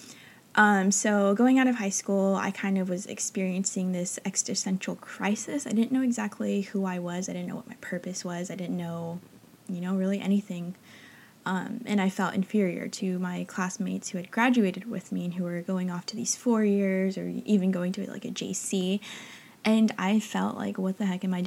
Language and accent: English; Northern California, United States; moved away as an adult; now in Los Angeles, United States; growing up in a small town in Northern California